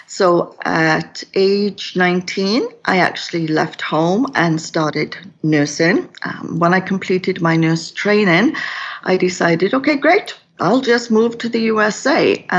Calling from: Kelowna, British Columbia, Canada; I'm coming from Kelowna in British Columbia, which is in Western Canada.

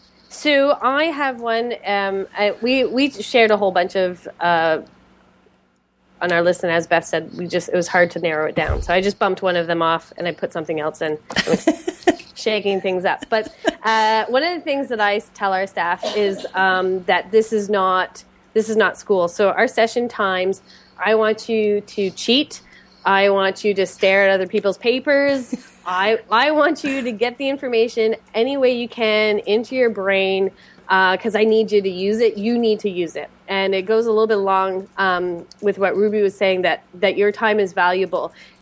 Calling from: Montreal, Quebec, Canada; And I'm calling from Montreal, Quebec, Canada.

